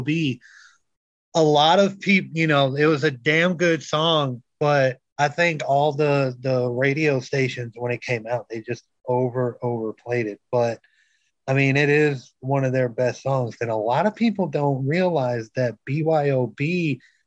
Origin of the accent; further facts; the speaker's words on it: Minnesota, United States; moved away; I'm originally from Minnesota. So yes, I can call myself a Yankee.